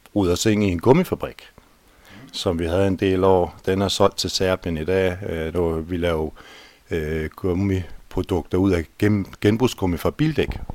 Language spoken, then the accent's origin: Danish; Holbæk, Zealand, Denmark; Jeg er født og opvokset på Tusnes. Jeg er ifølge kirkebøgerne i hvert fald syvende generation på Tusnes